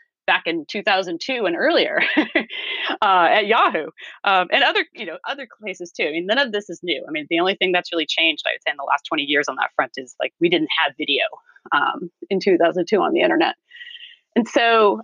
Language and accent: English; California, United States; as a Californian, when I went out to Washington, D.C., I discovered that I was not an East Coast person. I was very much a Californian